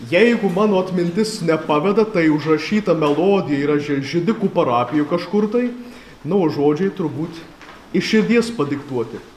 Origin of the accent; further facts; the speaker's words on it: Klaipėda, Klaipėda County, Lithuania; gimiau augau Klaipėdoje